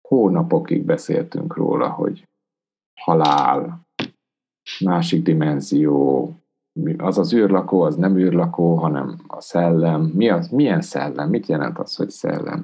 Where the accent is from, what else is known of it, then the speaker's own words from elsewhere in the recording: Transylvania, Romania; Erdélyben, ahonnan származok